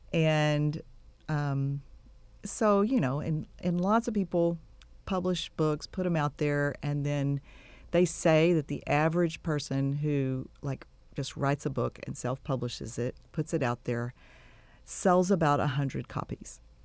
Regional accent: Texas City, Texas, United States; born or raised there; also born or lived in Waco, Texas / Dallas, Texas / Giddings, Texas; now in Bryan-College Station, United States

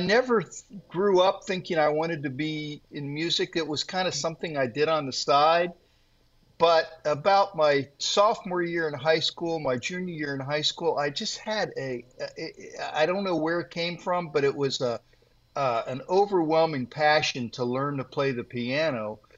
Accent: Worthington, Ohio, United States; I was raised here, and uh, in fact, I'm getting ready to write a book about uh, growing up here in the same town that I now live

